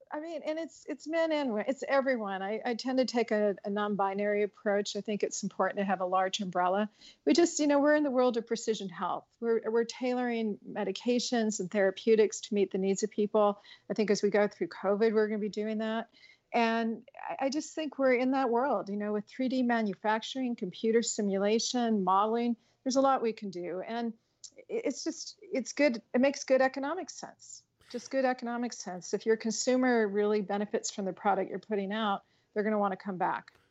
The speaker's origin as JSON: {"language": "English", "region": "Colorado", "country": "United States", "tie": "born or raised there", "said": "I grew up in Colorado"}